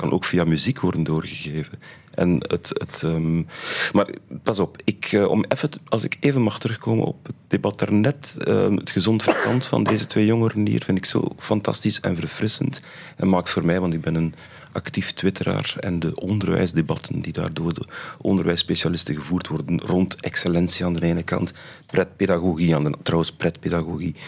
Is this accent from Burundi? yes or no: no; Flanders, Belgium; bij ons in Vlaanderen